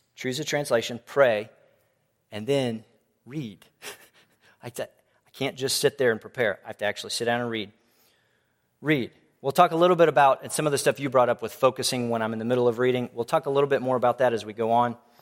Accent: Tomball, Texas, United States; I grew up in Tomball Bible Church

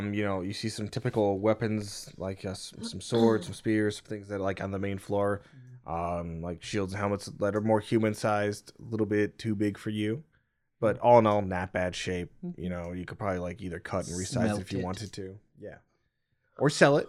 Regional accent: Ohio, United States; I'm from Ohio. I'm built corn strong.

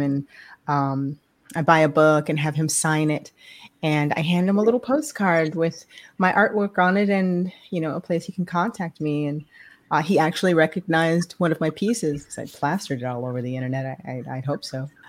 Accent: New York City, New York, United States; I was born in New York City

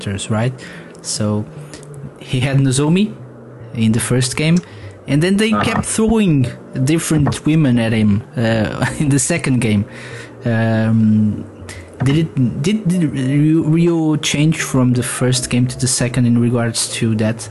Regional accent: Portugal; I'm from Portugal

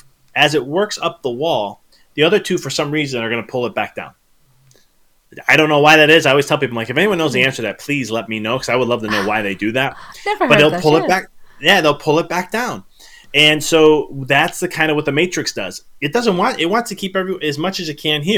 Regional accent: Chicago, Illinois, United States; moved away; I was originally from Chicago

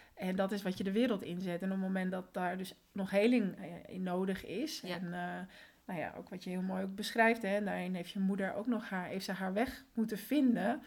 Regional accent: Netherlands; also born or lived in Colombia; En sinds mijn derde woon ik dus in Nederland.

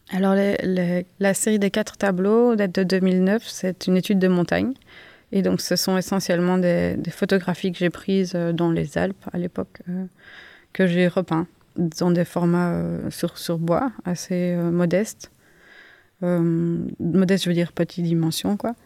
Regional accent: Uccle, Brussels-Capital Region, Belgium; je suis né en 1987 à Uccle, je suis artiste, je vis et je travaille à Bruxelles

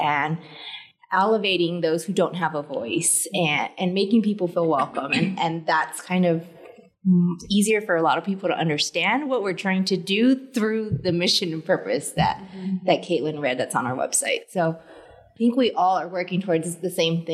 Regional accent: El Paso, Texas, United States; now in Loveland, United States; I have been in Loveland for 10 years now, but born and raised in El Paso, Texas

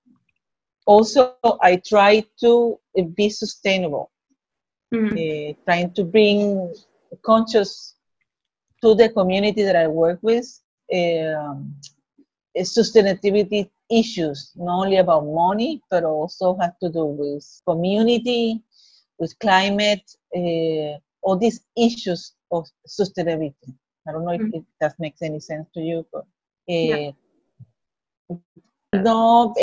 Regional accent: Puerto Rico; I'm from Puerto Rico

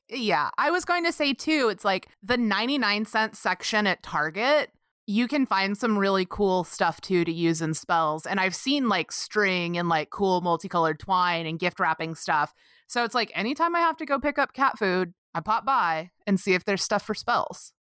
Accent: Texas, United States; I grew up calling cedar in Texas

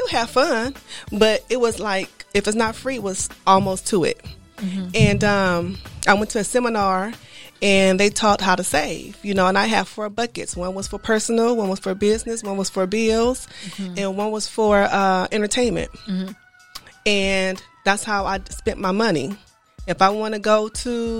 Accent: Inglewood, California, United States; I grew up in Inglewood

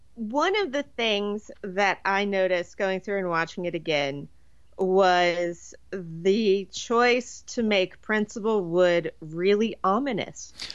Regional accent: Virginia, United States; I grew up in Virginia

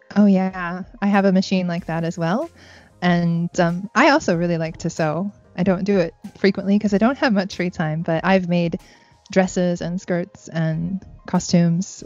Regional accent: United States; now in Japan; me being American

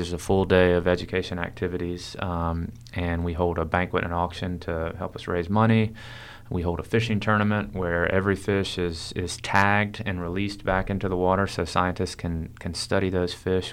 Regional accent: Wilmington, North Carolina, United States; born and raised in Wilmington

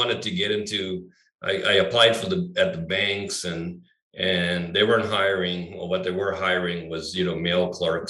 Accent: Maui, Hawaii, United States; growing up here, I grew up on Maui, which was very small at the time

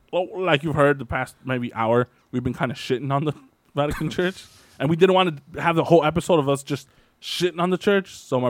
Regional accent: United States; Right, we're American.

